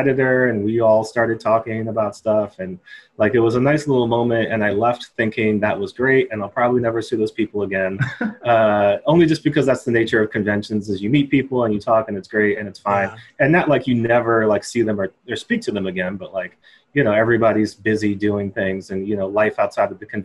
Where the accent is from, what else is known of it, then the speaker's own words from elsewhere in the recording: Takoma Park, Maryland, United States; also born or lived in Silver Spring, Maryland / Baltimore, Maryland; I grew up all around Maryland. Like, I originally grew up in Tacoma Park, Maryland